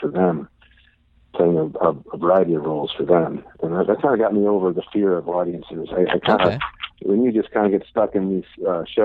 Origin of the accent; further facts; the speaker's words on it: Cleveland, Ohio, United States; moved away as an adult; also born or lived in Florida / Chicago / New York / Los Angeles; now in Dallas, United States; I was born and raised in Cleveland